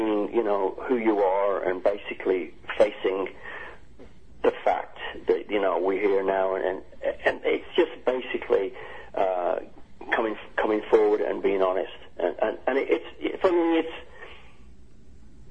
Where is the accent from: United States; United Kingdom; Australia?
United Kingdom; I'm British as well